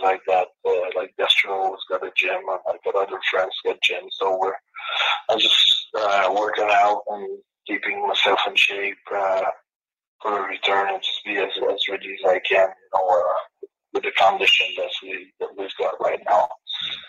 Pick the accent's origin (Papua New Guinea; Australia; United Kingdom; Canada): Canada; I'm from Canada